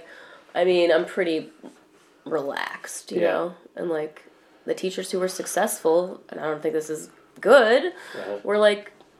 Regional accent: Michigan, United States; born or raised there; moved away as an adult; also born or lived in New York / California / Chicago

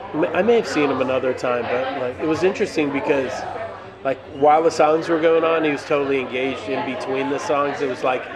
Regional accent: Boston, Massachusetts, United States; I grew up in Boston.

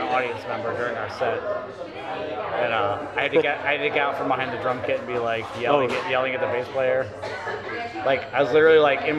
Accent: Columbus, Ohio, United States; now in Chicago, United States; So when I grew up in Columbus.

